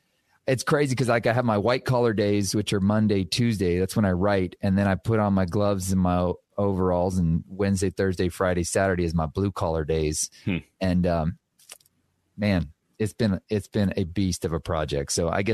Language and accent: English; Guatemala; also born or lived in Texas, United States; I was born in Texas, but I spent most of my childhood in Guatemala.